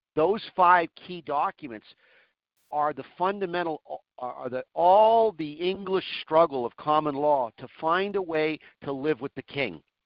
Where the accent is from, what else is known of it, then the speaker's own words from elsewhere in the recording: Manchester, New Hampshire, United States; also born or lived in Sherbrooke, Quebec, Canada; I was born in Sherbrooke, and I grew up in uh, Manchester, the uh, biggest city in the state